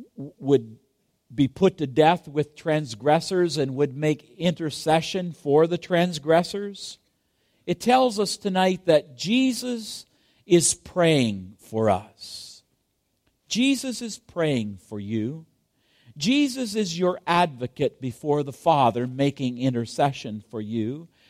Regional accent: Kingston, Ontario, Canada; my hometown of Kingston, Ontario

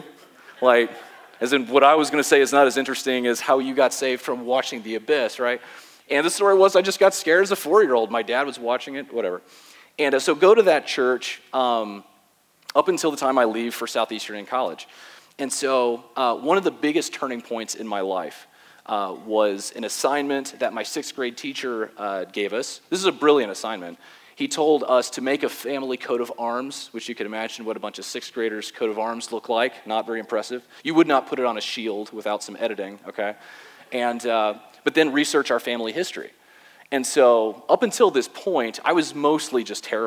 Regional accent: West Palm Beach, Florida, United States; I was born and raised in West Palm Beach, Florida

